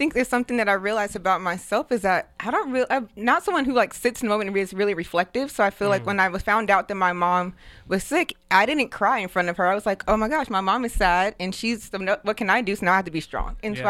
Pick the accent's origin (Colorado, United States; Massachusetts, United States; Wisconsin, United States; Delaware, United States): Colorado, United States; Denver; also born or lived in St. Louis, Missouri; Yeah, so I was born in St. Louis, Missouri, and then I moved to Denver, Colorado with my mom. I want to say when I was, like, 8 or 9.